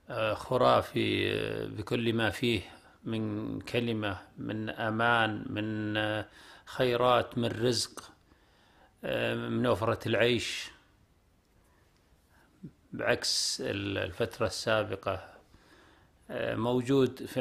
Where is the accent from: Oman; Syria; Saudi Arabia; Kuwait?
Saudi Arabia; southern region; القرية آه، قريتنا نحن في البطحة تعتبر خمس قرى كل أبنائنا يدرسون في المدرسة